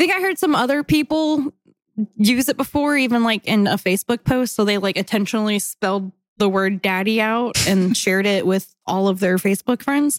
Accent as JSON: {"language": "English", "region": "Hawaii", "country": "United States", "lives_now": "Mississippi, United States", "said": "when I moved to Mississippi from Hawaii, people asked if we like wore shoes and lived in a grass hut on the beach."}